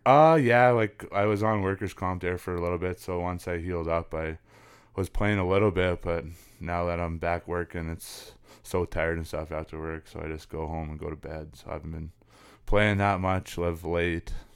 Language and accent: English; Lloydminster, Saskatchewan, Canada; also born or lived in Prince Albert, Saskatchewan / Big River, Saskatchewan; we ended by moving into Lloydminster where, yeah, I s, grew up and been living ever since